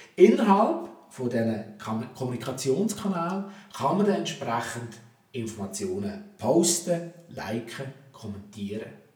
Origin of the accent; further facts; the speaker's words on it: Switzerland; bei uns in der Schweiz